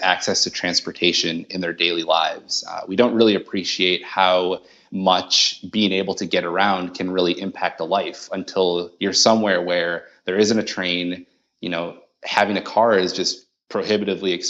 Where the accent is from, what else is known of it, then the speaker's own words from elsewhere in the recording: Madison, Wisconsin, United States; also born or lived in Managua, Nicaragua; I was born in Managua, Nicaragua, and I lived there until I was 10. My parents met there. My mom's from the States, and we moved back to Madison, Wisconsin